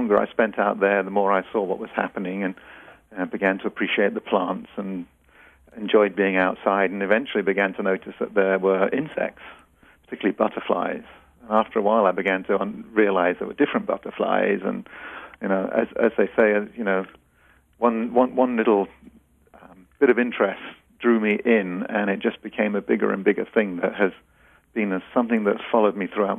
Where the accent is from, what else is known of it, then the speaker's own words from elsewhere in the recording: England, United Kingdom; now in United States; I'm British, and so my gardening background is from England, and I actually learned gardening at my mother's side.